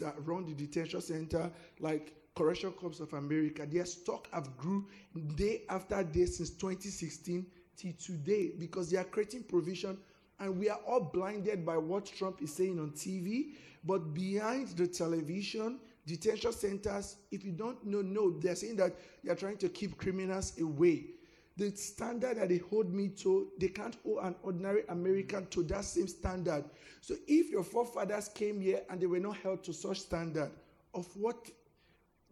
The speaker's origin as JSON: {"language": "English", "country": "Nigeria", "moved": "as an adult", "lives_now": "United States", "said": "I'm from Nigeria"}